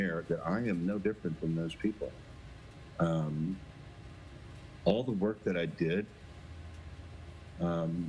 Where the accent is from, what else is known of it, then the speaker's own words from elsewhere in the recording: Missouri, United States; moved away as an adult; also born or lived in Nashville; now in Bend, United States; I was born in Missouri, raised in Missouri